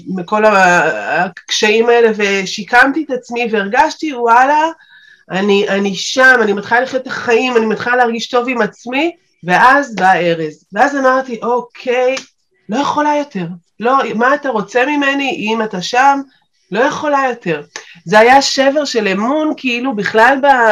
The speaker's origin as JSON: {"language": "Hebrew", "town": "Beersheba", "region": "Southern District", "country": "Israel", "said": "אני באר שבעית במקור"}